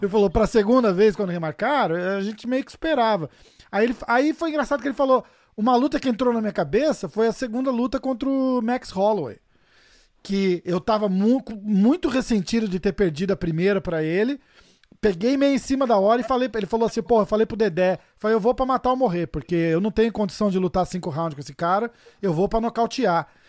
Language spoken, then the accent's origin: Portuguese; Brazil; eu sou brasileiro também